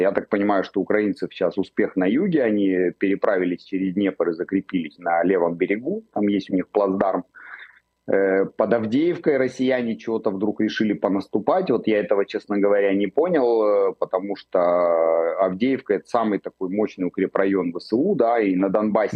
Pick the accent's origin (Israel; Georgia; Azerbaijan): Israel